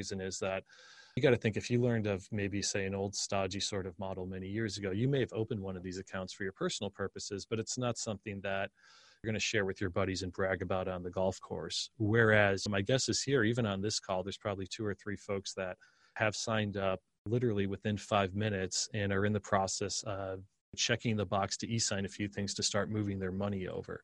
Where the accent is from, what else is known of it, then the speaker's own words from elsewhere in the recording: Scranton, Pennsylvania, United States; now in Austin, United States; Rust Belt, like where I grew up in Scranton, PA